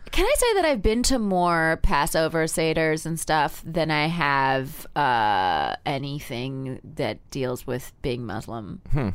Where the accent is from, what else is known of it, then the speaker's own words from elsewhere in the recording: Palm Springs, California, United States; also born or lived in New Haven, Connecticut; I grew up in Palm Springs, but we were born in the same hospital in New Haven.